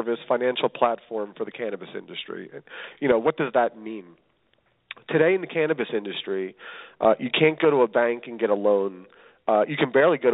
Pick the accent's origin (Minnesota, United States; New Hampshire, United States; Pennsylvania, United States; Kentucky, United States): Pennsylvania, United States; Philadelphia; moved away as an adult; now in Los Angeles, United States; I'm originally from Philadelphia. I sit here today from Los Angeles